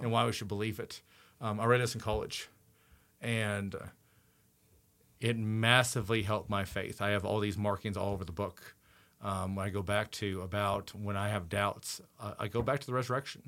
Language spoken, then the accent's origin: English; Indiana, United States; I'm from Indiana.